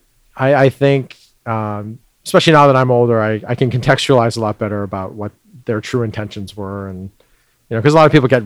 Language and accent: English; New York, United States; also born or lived in London, Ontario, Canada; I was born in London, Canada. Immigrated to New York when I was around 2. Then I grew up in Queens, in Woodside, primarily